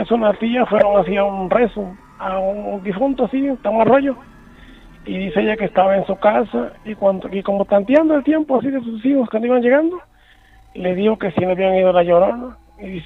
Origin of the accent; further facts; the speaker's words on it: El Palmar, Quintana Roo, Mexico; Este, soy de aquí del Palmar.